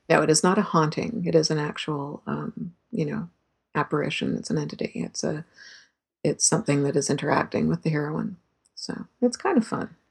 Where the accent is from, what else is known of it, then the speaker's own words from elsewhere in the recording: Canada; as a Canadian